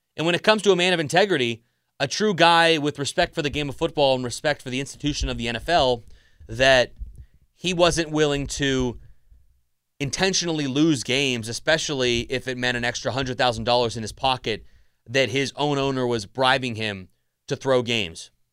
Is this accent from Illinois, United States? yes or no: no; South Florida, United States; I grew up down in South Florida